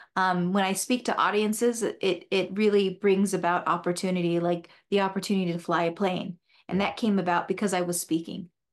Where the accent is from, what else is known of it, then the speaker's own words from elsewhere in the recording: Sierra Vista, Arizona, United States; I was born in Sierra Vista Hospital, and I grew up there, had a brother and a sister, and many friends